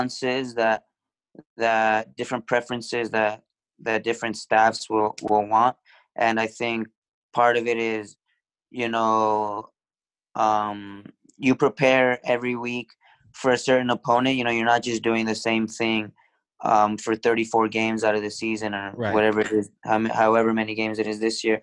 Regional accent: Reno, Nevada, United States; moved away as an adult; I came from Reno where I just played club soccer

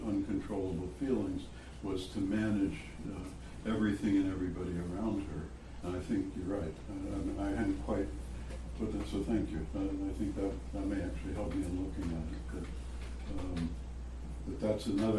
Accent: Missouri, United States; I was born in Missouri

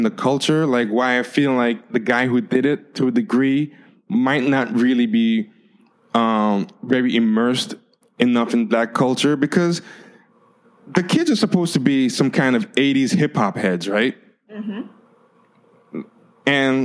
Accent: United States; I'm of Haitian descent, even though I'm born in America, I'm raised as an American

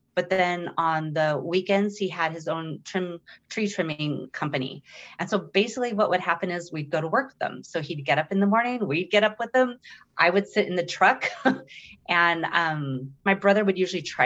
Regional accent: Sierra Madre, California, United States; I'm from Sierra Madre, California

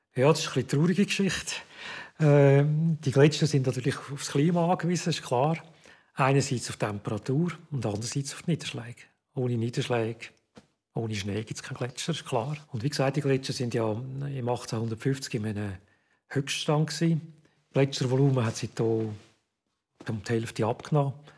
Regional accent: Zurich, Switzerland; moved away as an adult; also born or lived in Bern; Ich bin äh, in Zürich aufgewachsen.

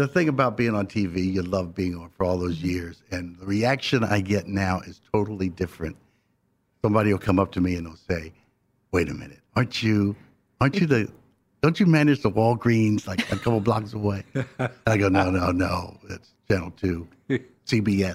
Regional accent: Philadelphia, Pennsylvania, United States; growing up in West Philadelphia in a row house in Philly

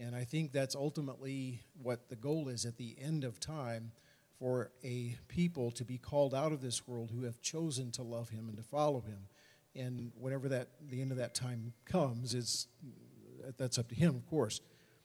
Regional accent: United States; as a Christian, as an American

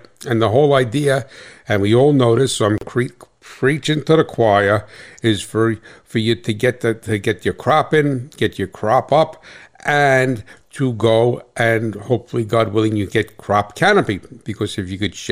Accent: New Jersey, United States; I'm from Jersey

